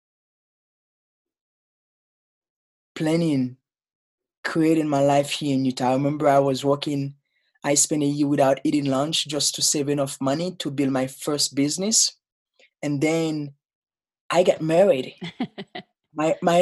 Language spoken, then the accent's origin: English; Haiti; English is a second language; moved away as an adult; now in United States; I grew up in Haiti